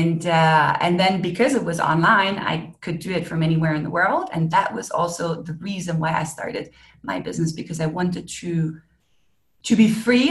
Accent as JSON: {"language": "English", "country": "Germany", "moved": "as an adult", "lives_now": "Mexico", "said": "I live in Mexico. I'm originally from Germany."}